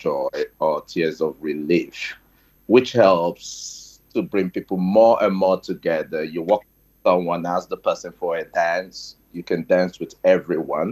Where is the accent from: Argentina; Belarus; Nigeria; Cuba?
Nigeria; now in United Kingdom; I'm from Nigeria. Now a little bit based in the UK.